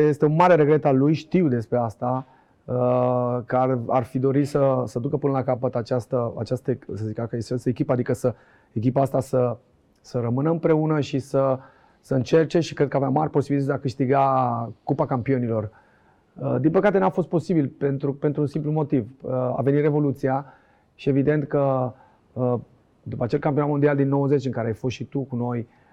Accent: Bucharest, Romania; also born or lived in Oltenia (parents' origin); Din Colentina am ajuns la Dinamo

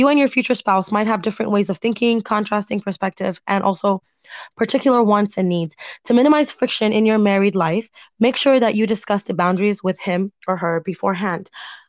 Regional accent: United States; I'm American.

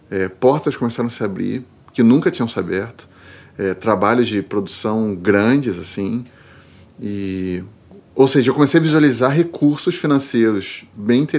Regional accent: Rio de Janeiro, Brazil; moved away as an adult; also born or lived in São Paulo; now in Porto Alegre, Brazil; Eu sou carioca, é.

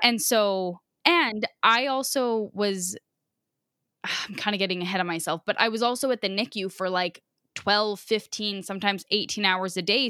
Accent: Biggar, Saskatchewan, Canada; we're from Bigger

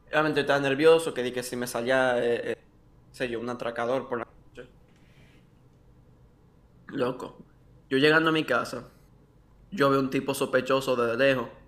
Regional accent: Dominican Republic; Yo digo, hola, ¿qué es lo que es? Soy dominicano.

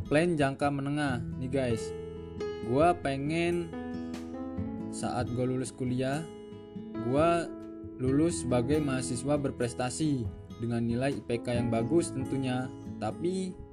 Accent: Bandar Lampung, Lampung, Indonesia; Gue berasal dari Bandar Lampung

